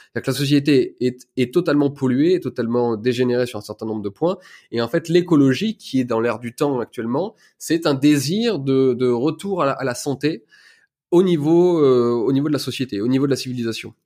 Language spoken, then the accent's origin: French; Ardèche, Auvergne-Rhône-Alpes, France; also born or lived in Lyon; Je viens d'Ardèche, une petite ville. j'ai fait mes études dans, à Tournon-sur-Rhône